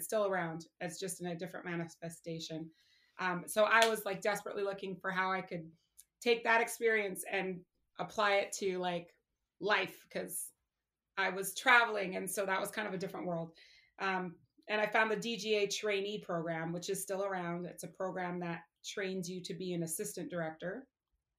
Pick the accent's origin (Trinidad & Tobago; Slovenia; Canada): Canada; I am from Canada, and I am blessed in that my parents are American, so I have dual citizenship